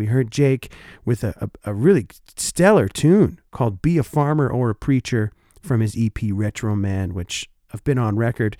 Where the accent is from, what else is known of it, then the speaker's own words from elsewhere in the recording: Oshawa, Ontario, Canada; now in Winnipeg, Canada; my hometown, Oshawa Generals